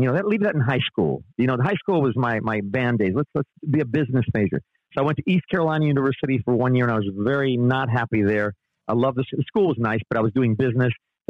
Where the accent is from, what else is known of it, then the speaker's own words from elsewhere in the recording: Panama; From 8 to 18, I was raised in Panama.